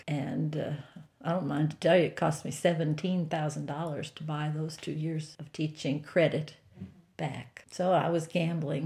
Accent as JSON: {"language": "English", "country": "United States", "tie": "born or raised there", "also_born_or_lived": "Glen Allen / Ohio", "moved": "as an adult", "said": "I grew up in Blenheim County"}